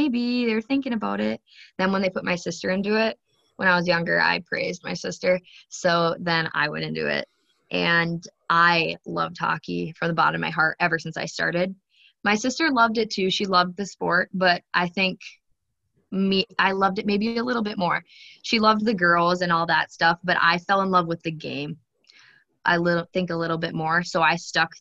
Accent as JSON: {"language": "English", "town": "Alexandria", "region": "Minnesota", "country": "United States", "tie": "born or raised there", "also_born_or_lived": "Rogers, Minnesota", "said": "I moved to Alexandria"}